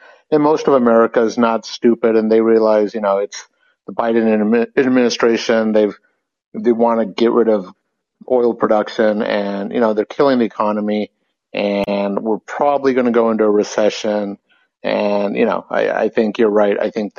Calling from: California, United States; Northern California.

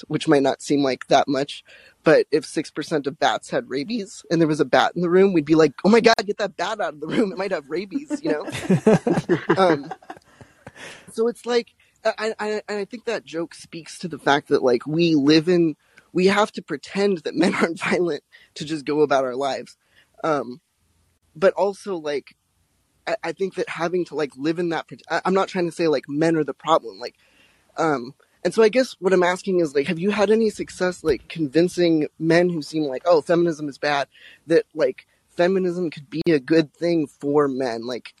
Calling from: Salem, Oregon, United States; Oh, I'm in Salem, Oregon right now.

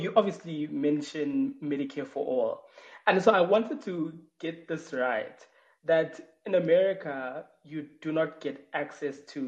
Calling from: South Africa; I'm calling you from South Africa

